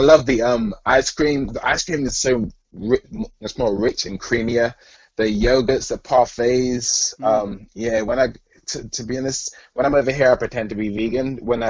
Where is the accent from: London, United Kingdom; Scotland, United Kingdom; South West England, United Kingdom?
London, United Kingdom; moved away as an adult; also born or lived in Alabama / Boston; now in California, United States; I'm from London, England. I grew up there. My dad was a pastor in the South England Conference for 35 years. And then when I was 18, I moved to Alabama to go to Oakwood.